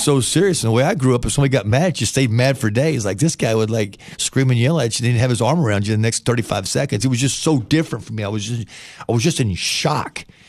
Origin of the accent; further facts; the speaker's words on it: Paintsville, Kentucky, United States; moved away as an adult; also born or lived in Chillicothe, Ohio / Ironton, Ohio / Boyd County, Kentucky / Tuscaloosa, Alabama; I grew up in Kentucky